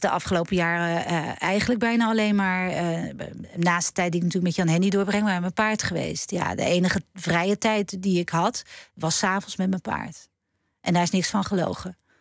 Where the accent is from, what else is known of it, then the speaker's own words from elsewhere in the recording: Schiedam, South Holland, Netherlands; kom ik uit Schiedam